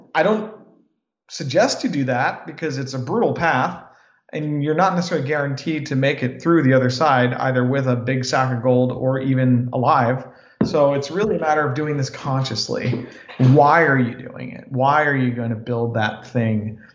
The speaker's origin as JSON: {"language": "English", "country": "United States", "tie": "born or raised there", "said": "I was born in America"}